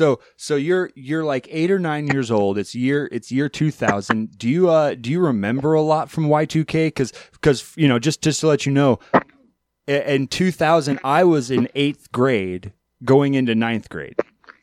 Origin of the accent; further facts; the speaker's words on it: Alaska, United States; in the 2000s, growing up in Alaska, we were like on average 3 to 5 years behind the rest of the country.